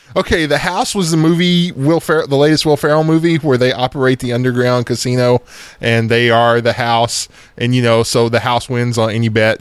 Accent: United States

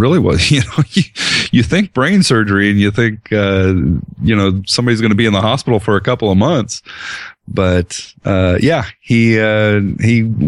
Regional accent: Colorado, United States; I spent a little bit of time growing up in Colorado, and this just doesn't seem that cold to me

